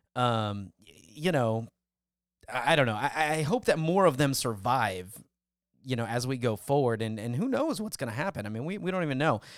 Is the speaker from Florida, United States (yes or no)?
no; California, United States; now in Houston, United States; I was born in California